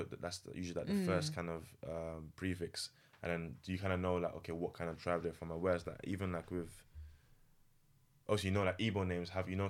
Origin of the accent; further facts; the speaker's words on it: Jamaica; You're African, I'm Jamaican. We're not together.